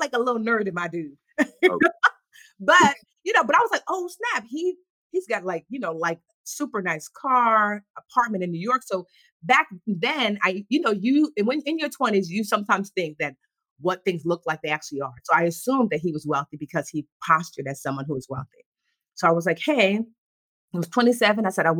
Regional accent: Nigeria; So we grew up, and plus we're Nigerian, so it's already compounded.

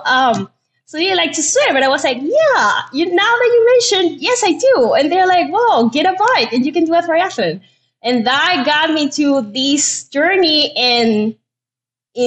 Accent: Venezuela; moved away as an adult; now in United States; I'm from Venezuela. I got here in 2015 to the United States

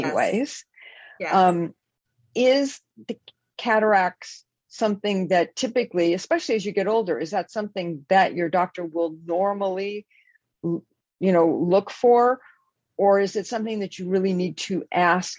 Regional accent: Los Angeles, California, United States; born or raised there; now in Bay Area, United States

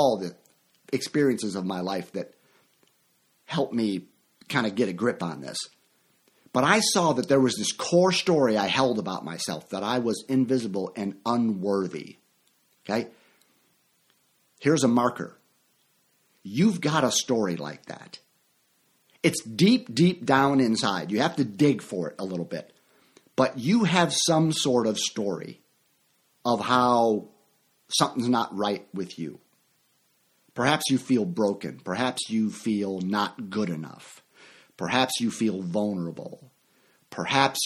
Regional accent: Chicago, Illinois, United States; moved away; also born or lived in Orlando, Florida; my hometown of Chicago

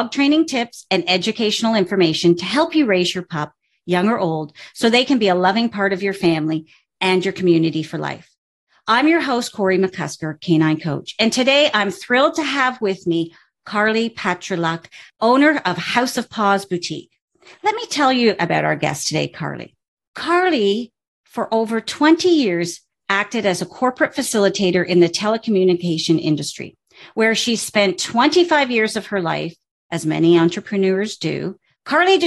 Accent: Canada; I'm a Canadian

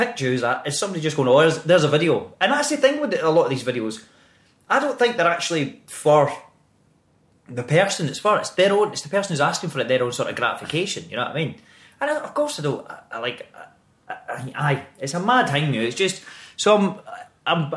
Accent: Greenock, Scotland, United Kingdom; accent: Scottish; moved away; Greenock, my hometown's always been my wee sanctuary

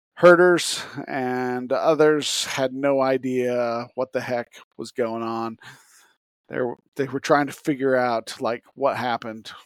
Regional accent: Utah, United States; I grew up in Utah

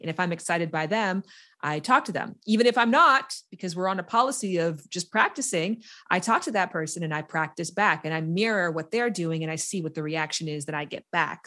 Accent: Canada; moved away as an adult; also born or lived in United States; I'm from Canada, and I was living in America

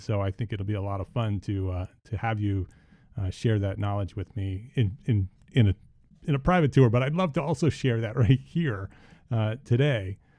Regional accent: Bergen County, New Jersey, United States; moved away as an adult; also born or lived in New York City; now in Charlotte, United States; I grew up in Bergen County in New Jersey

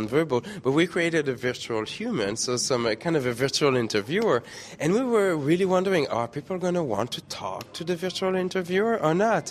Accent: Quebec City, Quebec, Canada; moved away; originally from Quebec City

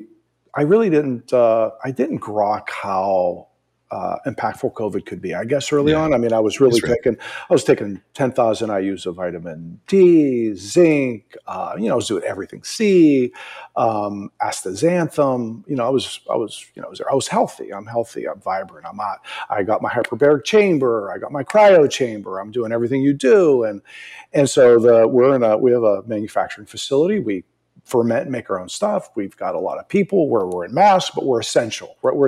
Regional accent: East Coast, United States; You know, I'm originally from the East Coast.

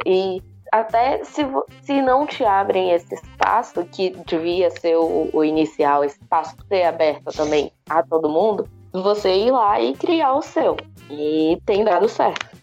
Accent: Salvador, Bahia, Brazil; now in São Paulo, Brazil; eu venho de Salvador

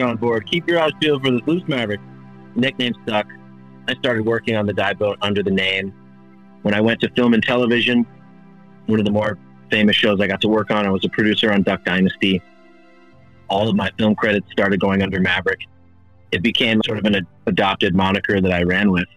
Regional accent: Hawaii, United States; moved away; I'm originally from Hawaii

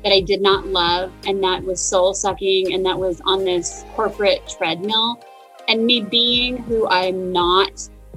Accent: Phoenix, Arizona, United States; I am from Phoenix, and I grew up in a family that was entrepreneurial

